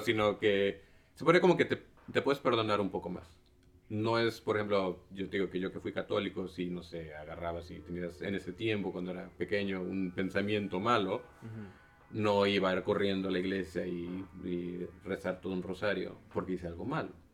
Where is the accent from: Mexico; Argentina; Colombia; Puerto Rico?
Mexico; Xalapa, Veracruz; yo crecí en, en Jalapa